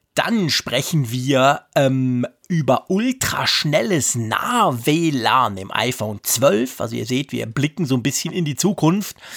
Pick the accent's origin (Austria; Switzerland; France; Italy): Switzerland; wir haben ja extrem viele Deutsche bei uns